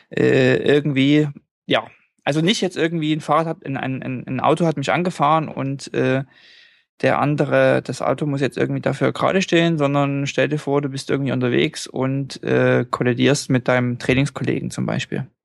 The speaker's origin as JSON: {"language": "German", "country": "Norway", "said": "Und äh, bei uns in Norwegen ist es so, wir haben eine Art, das hat man haben eigentlich alle, eine Art Reiseversicherung."}